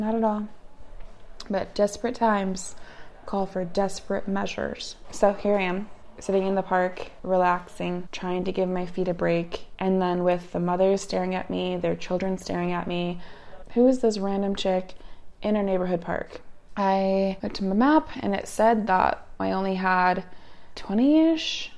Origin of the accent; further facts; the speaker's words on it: Canada; moved away; also born or lived in Utah, United States; growing up in Canada, because we take bike courtesy lessons in Canada